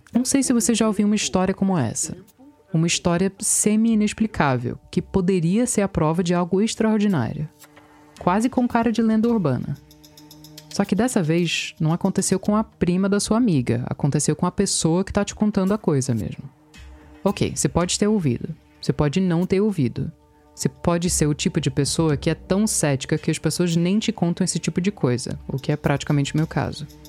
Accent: Virginia, United States; na Virgínia, nos Estados Unidos, onde eu nasci

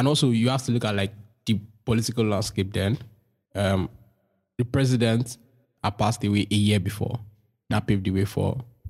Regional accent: Nigeria; that's like a defining part of your life as a Nigerian

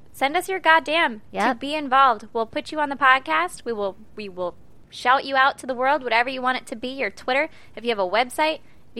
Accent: United States; I'm American.

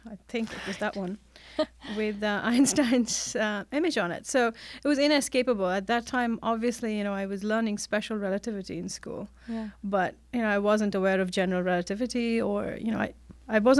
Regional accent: India; now in United States; No, actually, I grew up in India.

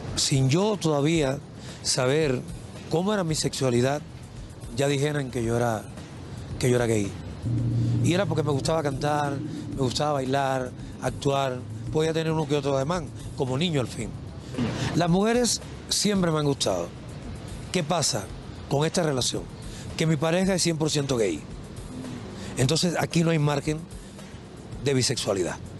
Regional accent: Cuba; moved away; El primer viaje que yo me monté en un autobús de mi pueblo para La Habana

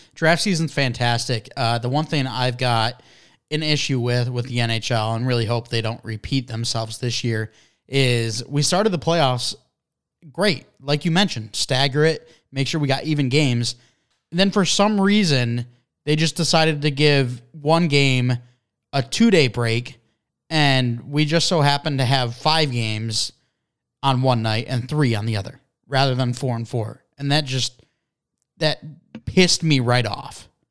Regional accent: Detroit, Michigan, United States; we're from Detroit.

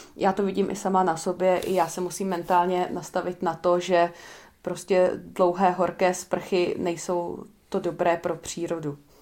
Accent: Czechia; my jako Češi

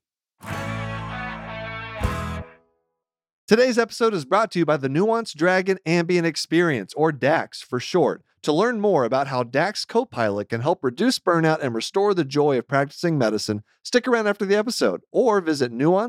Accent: Deer Park, Texas, United States; moved away; I grew up outside of Houston, Deer Park, Texas.

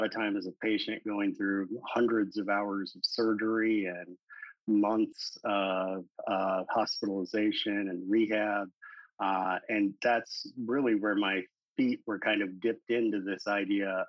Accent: St. Louis, Missouri, United States; also born or lived in High Hill, Missouri; So I grew up my first 10 years of life in St. Louis, Missouri. And then whenever I was in elementary school, my family moved to rural Missouri, a little town called High Hill. And that's where I spent the rest of my school years.

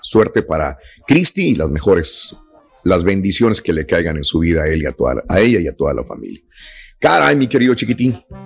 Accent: Mexico; así somos los mexicanos.

